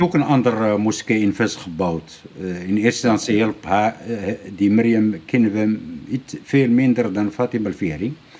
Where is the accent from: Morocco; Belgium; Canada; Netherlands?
Morocco; bij ons in Marokko